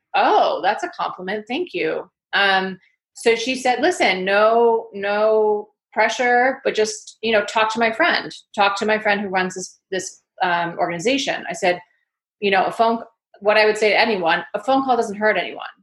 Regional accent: Connecticut, United States; accent: New York; also born or lived in Manhattan, New York; now in London, United Kingdom; I grew up in the northeast of the states. I grew up in Connecticut, which is a, leafy uh, countryside state, and then also Manhattan.

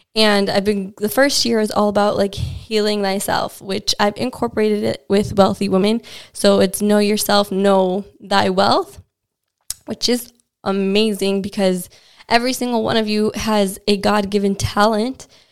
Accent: United States; now in London, United Kingdom; as an American

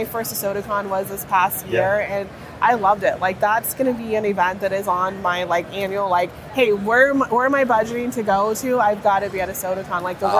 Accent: South Texas, United States; a general manager in South Texas that I, from my hometown

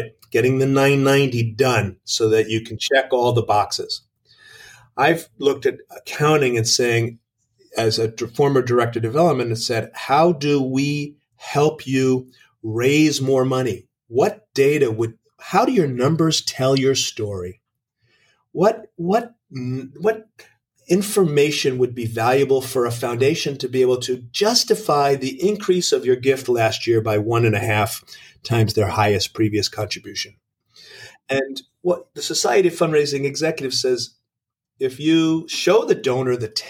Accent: New York City, New York, United States; moved away as an adult; now in Kingwood, Texas, United States; I'm a New York City boy who got transplanted to a livable forest in Northeast Houston

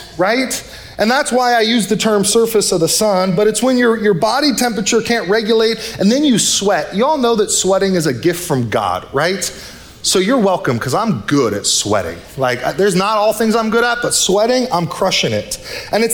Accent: North Bay, California, United States; I grew up in the North Bay

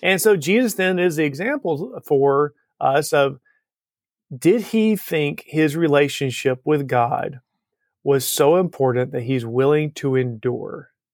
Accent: Alabama, United States; Growing up in Alabama

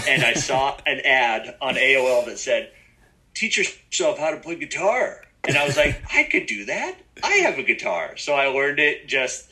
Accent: Vancouver, British Columbia, Canada; I'm born and raised here in Vancouver, British Columbia, Canada.

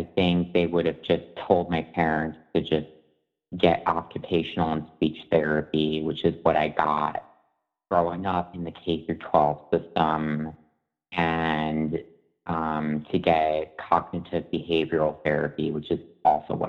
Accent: Long Island, New York, United States; I grew up in Long Island, New York

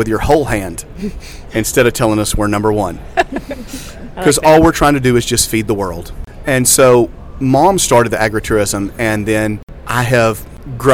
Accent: Jackson, Tennessee, United States; I'm a seventh-generation farmer in Jackson, Tennessee, and I grew up in the Angus business.

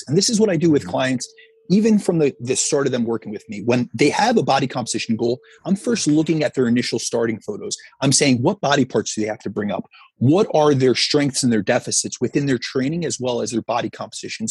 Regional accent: Northeast, United States; I'm from the Northeast

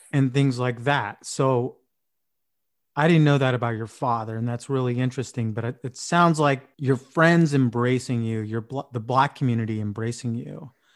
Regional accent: San Diego, California, United States; moved away as an adult; also born or lived in Vietnam / Escondido; I went to Boise State and I grew up in San Diego

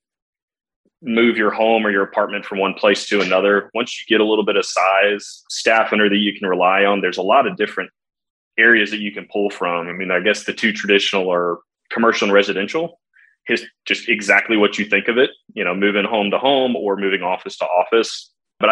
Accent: San Antonio, Texas, United States; also born or lived in Dallas; Born and raised in San Antonio

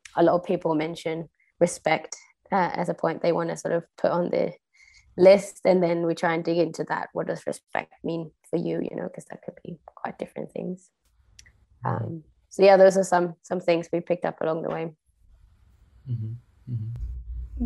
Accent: Sweden; moved away as an adult; now in Copenhagen, Denmark; I was born in Sweden, uh, but I've lived abroad since I was 19

